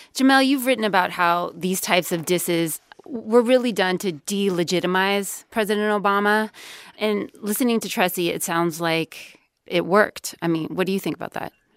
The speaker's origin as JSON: {"language": "English", "region": "California", "country": "United States", "tie": "born or raised there", "said": "my home state"}